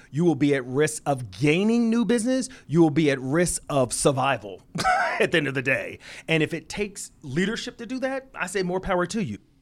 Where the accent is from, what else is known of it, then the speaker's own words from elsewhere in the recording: Philadelphia, Pennsylvania, United States; an inner city kid growing in Philadelphia